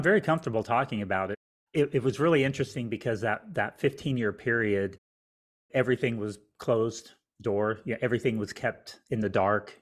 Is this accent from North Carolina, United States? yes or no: no; Albuquerque, New Mexico, United States; now in Houston, United States; I grew up in Albuquerque, New Mexico, which is in the United States